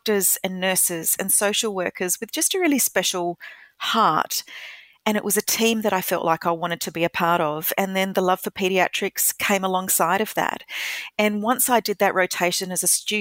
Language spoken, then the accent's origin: English; Adelaide, South Australia, Australia; moved away as an adult; also born or lived in United States / Kenya; I'm an Adelaide girl. I was born here. I grew up in Salisbury in the northern suburbs